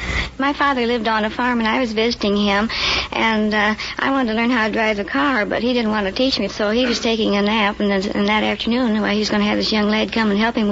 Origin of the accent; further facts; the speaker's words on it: Rock Island, Illinois, United States; I'm from Rock Island, Illinois.